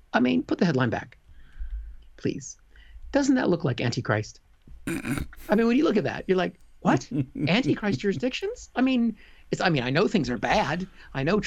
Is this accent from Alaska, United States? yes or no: no; Seattle, Washington, United States; born or raised there; now in United Kingdom